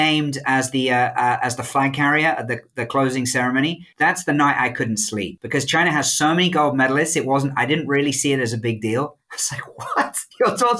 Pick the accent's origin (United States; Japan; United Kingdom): United Kingdom; moved away; as a Brit